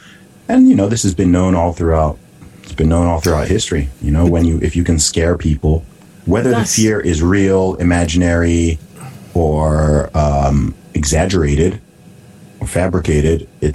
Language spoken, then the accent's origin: English; Saudi Arabia; So I grew up in a country where alcohol was illegal. Okay. I grew up in Saudi Arabia